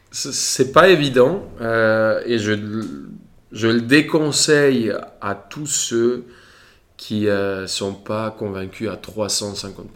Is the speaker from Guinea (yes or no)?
no; Colombia; moved away as an adult; now in Paris, France; quand je suis parti de Colombie